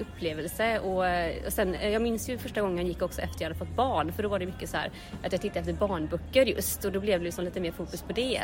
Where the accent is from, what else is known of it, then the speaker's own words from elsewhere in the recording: Gothenburg, Västra Götaland, Sweden; jag är ju från Göteborg